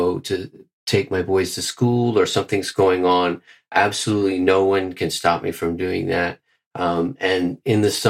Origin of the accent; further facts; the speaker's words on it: Bermuda; moved away as an adult; also born or lived in Mexico; now in Switzerland; originally from Bermuda, and I have not lived in Bermuda probably for about 11 years